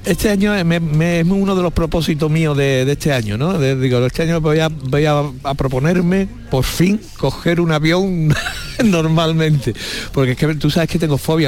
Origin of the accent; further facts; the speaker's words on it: Seville, Andalusia, Spain; yo soy de Santa Teresa, unas casitas bajas que hay justo ah, sí. ¿sabes? Por allí soy yo, Santa Teresa